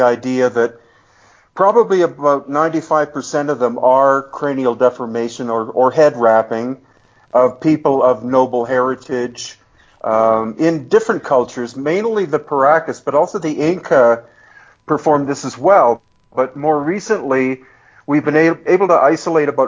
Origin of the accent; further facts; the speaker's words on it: Canada; moved away as an adult; also born or lived in United States / Hawaii; now in Peru; I grew up in Canada, born in the U.S.